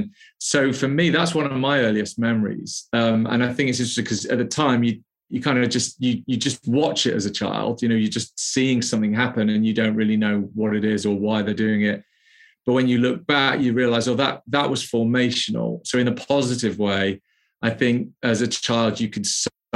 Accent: the Wirral, North West England, United Kingdom; moved away as an adult; also born or lived in London; now in Birmingham, United Kingdom; I grew up in the Wirral

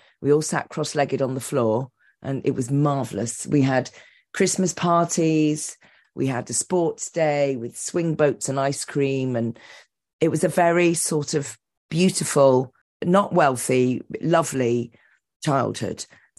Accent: Cotswolds, South West England, United Kingdom; also born or lived in Bristol / Leeds; Well, I was born in Bristol and then we moved to Leeds and we lived there till I was four. and then we moved to the Cotswolds. So we were the only family of colour in the village. The village is tiny.

